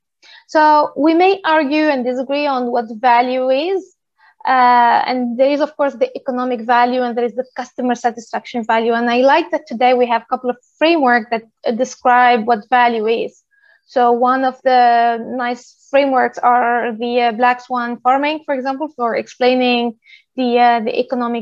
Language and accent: English; Tunisia; moved away; also born or lived in Paris, France / Stockholm, Sweden; I'm originally from Tunisia